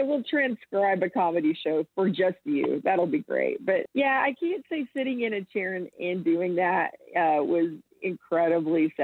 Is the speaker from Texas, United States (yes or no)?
yes; Central Texas, United States; I'm from Central Texas. The town I grew up in had 2,000 people